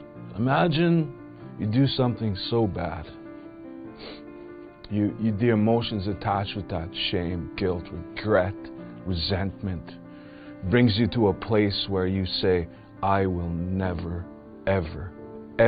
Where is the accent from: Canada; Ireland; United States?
Canada; Beauval, Saskatchewan; I'm from Beauval, Saskatchewan.